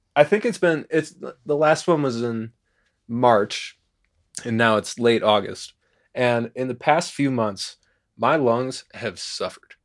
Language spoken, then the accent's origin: English; Chicago, Illinois, United States; moved away; I grew up in Chicago